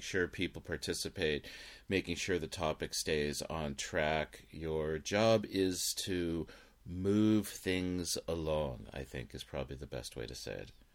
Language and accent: English; Los Angeles, California, United States; growing up in Los Angeles